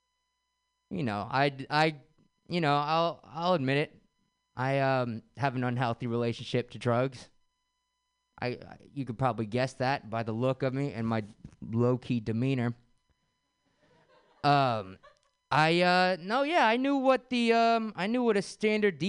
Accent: San Francisco, California, United States; Grew up, born and raised in San Francisco.

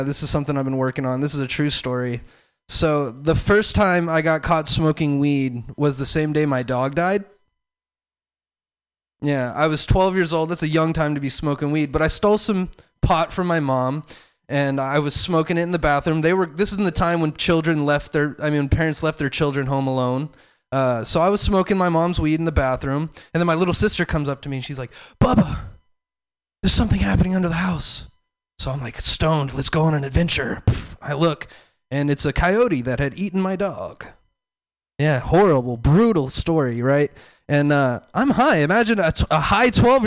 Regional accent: the South, United States; I'm from the South.

